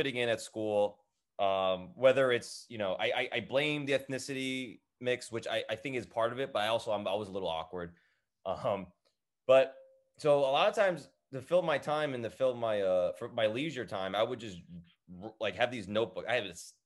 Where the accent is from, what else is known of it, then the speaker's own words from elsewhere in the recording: Edison, New Jersey, United States; I grew up in Edison, New Jersey.